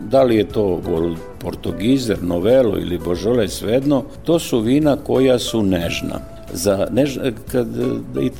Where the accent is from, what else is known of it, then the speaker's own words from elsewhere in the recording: Fruška Gora, Vojvodina, Serbia; kod nas na Frušoj gori